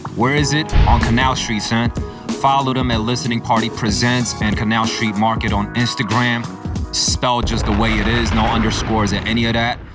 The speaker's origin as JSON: {"language": "English", "region": "New York", "country": "United States", "tie": "born or raised there", "said": "as a young person growing up in New York"}